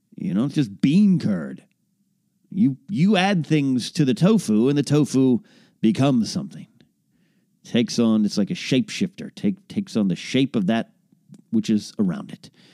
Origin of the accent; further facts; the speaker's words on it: Pismo Beach, California, United States; near Pismo Beach, California, my hometown, uh, hometown area